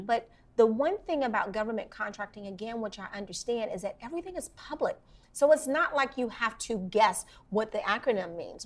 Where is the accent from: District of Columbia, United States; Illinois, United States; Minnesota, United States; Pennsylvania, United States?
District of Columbia, United States; Washington; I grew up in Washington, D.C., in Northeast Washington, D.C., to be very specific